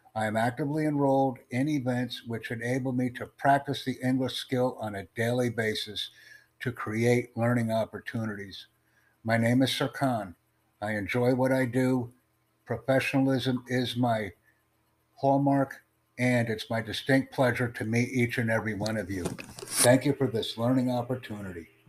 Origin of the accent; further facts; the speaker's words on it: Turkey; English is a second language; I am from Turkey.